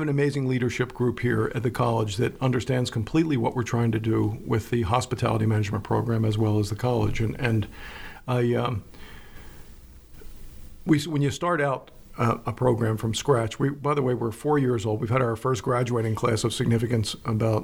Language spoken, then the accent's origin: English; Philadelphia, Pennsylvania, United States; moved away as an adult; also born or lived in Florida; now in York, United States; I'm a Pennsylvanian, I'm from Philadelphia, and I love Pennsylvania, I returned to Pennsylvania to live my later years